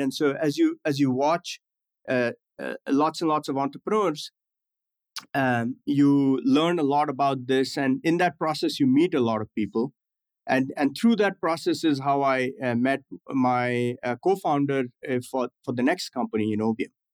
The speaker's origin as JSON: {"language": "English", "town": "New Delhi", "region": "Delhi", "country": "India", "tie": "born or raised there", "also_born_or_lived": "Gujarat, India / Himachal Pradesh, India / New York City, United States", "moved": "as an adult", "lives_now": "United States", "said": "growing up in India"}